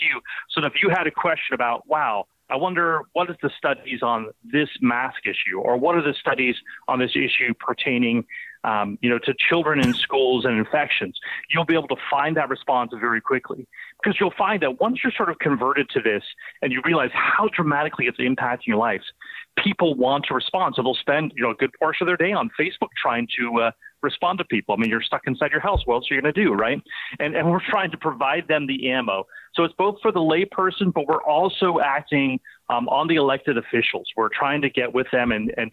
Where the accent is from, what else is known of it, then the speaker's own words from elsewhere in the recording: the Bay Area, California, United States; moved away; The Bay Area, my hometown there